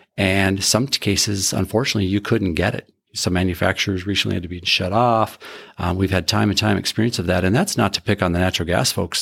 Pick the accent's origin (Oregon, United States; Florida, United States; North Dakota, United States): North Dakota, United States; Carrington; I grew up in Carrington, North Dakota, a little farm up there on the northeast side of Carrington